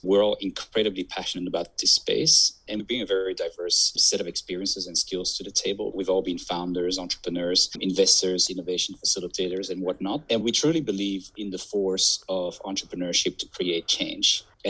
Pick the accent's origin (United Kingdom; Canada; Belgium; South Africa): Belgium; accent: confused; also born or lived in Southeast Asia; now in Australia; Myself, I'm originally from Belgium, and I lived in Southeast Asia for 7 years prior to moving to Australia. I do have a very confused accent, people say